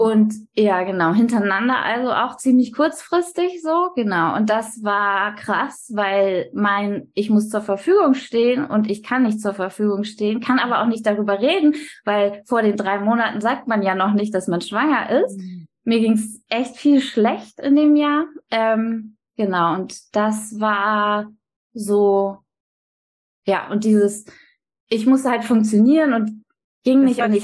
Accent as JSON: {"language": "German", "area": "Stade district", "region": "Lower Saxony", "country": "Germany", "moved": "yes", "lives_now": "Hamburg, Germany", "said": "ich komme aus dem Landkreis Stade"}